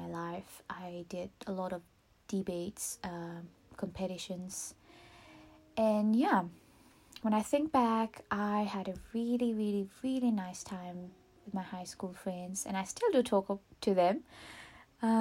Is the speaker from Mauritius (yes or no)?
yes; Mauritius; first language Mauritian Creole; English is a second language; moved away as an adult; also born or lived in Auckland, New Zealand; now in New Zealand; I am originally from Mauritius, and I'm born and raised in Mauritius.